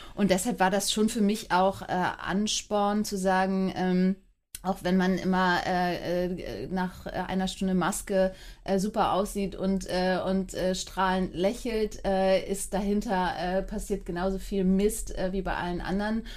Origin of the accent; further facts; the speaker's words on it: Hamburg, Germany; bin Hamburgerin und bin äh, acht Jahre äh, jede zweite Woche in Frankfurt gewesen